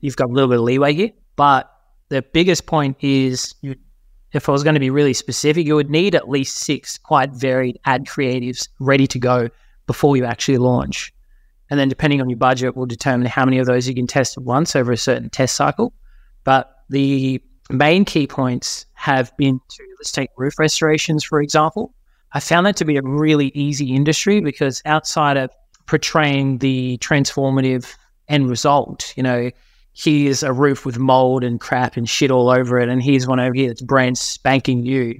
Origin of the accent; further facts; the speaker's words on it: Forster, New South Wales, Australia; moved away; I grew up in New South Wales. Was born in a little town called Foster, which is a little beachy town